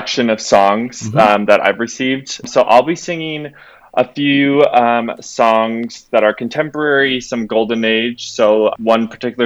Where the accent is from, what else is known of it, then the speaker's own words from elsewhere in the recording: Mankato, Minnesota, United States; moved away as an adult; now in Omaha, United States; I'm from Mankato, Minnesota